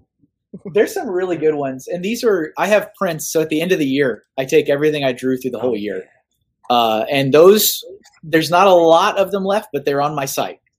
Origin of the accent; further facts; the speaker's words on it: Austin, Texas, United States; moved away; I'm from Austin